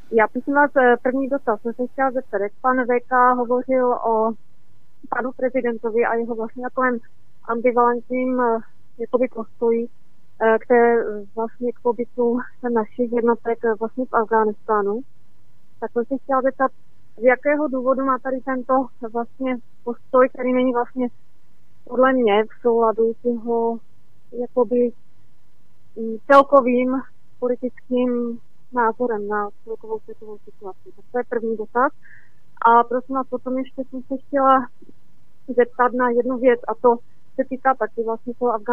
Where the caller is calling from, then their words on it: Moravia, Czechia; z Moravy.